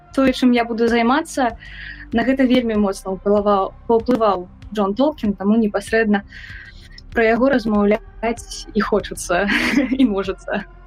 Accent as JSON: {"language": "Belarusian", "region": "Minsk", "country": "Belarus", "tie": "born or raised there", "said": "я мінчанка у другім цэлым пакаленні"}